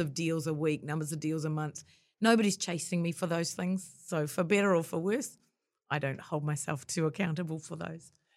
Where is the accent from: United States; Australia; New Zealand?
New Zealand; after I'd been overseas, came back to New Zealand